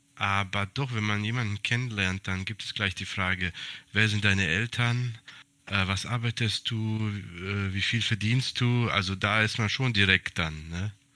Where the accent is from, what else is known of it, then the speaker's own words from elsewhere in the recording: Hesse, Germany; moved away as an adult; also born or lived in Serbia (ethnic Serb); now in Greece; Ich habe 29 Jahre lang in Hessen gelebt